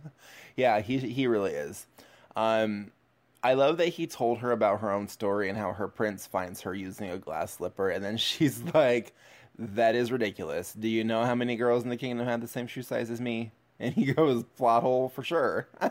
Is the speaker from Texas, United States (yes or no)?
no; Seattle, Washington, United States; moved away; as a Seattle native